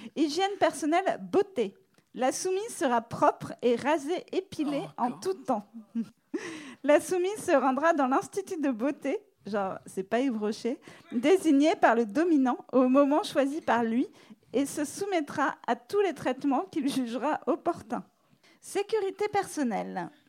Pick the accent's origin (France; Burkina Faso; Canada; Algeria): France; now in New York, United States; je suis française